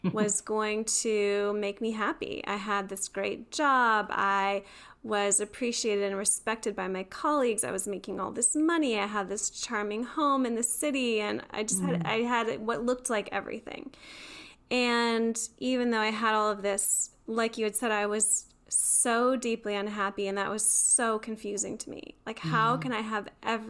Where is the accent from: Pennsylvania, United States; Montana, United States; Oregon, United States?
Pennsylvania, United States; Beaver Falls; now in North Carolina, United States; I grew up in Beaver Falls, which is know it's like a really small town?